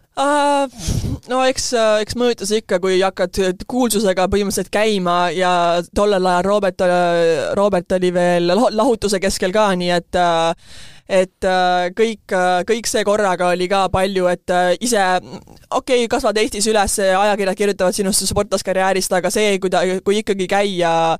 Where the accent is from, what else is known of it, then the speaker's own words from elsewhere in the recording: Estonia; moved away as an adult; now in United States; ma olen Eestist, et see ongi meie ühiskond ja ma tegelikult kasvasin siin üheksateist aastat üles